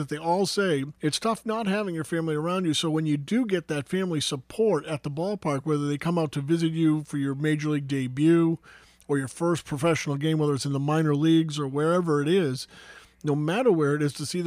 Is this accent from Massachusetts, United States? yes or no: yes; Billerica, Massachusetts, United States; growing up in Billerica town, Billerica, Mass